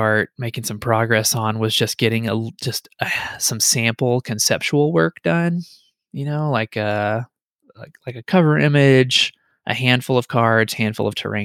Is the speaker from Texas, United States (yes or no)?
yes; Paris, Texas, United States; I actually grew up on Enchanted Drive in Paris, Texas.